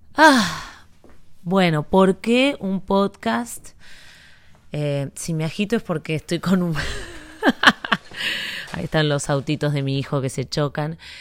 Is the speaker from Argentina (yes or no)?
yes; Buenos Aires, Argentina; moved away as an adult; now in Miami, United States; yo soy porteña, capitalina